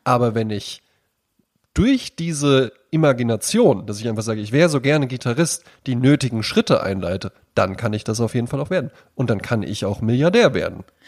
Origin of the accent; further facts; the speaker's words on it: Germany; als Deutscher